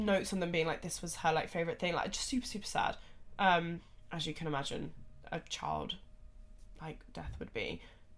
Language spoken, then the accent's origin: English; United Kingdom; us in the UK